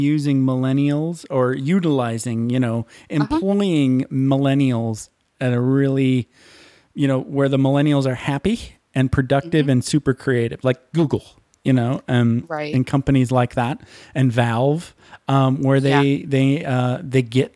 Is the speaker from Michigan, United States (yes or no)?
yes; Michigan, United States; I'm from Michigan.